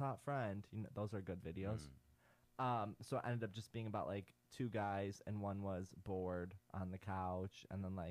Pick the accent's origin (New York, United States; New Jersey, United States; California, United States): New York, United States; Syracuse; moved away as an adult; now in New York City, United States; I'm actually from Syracuse, New York. It's like upstate.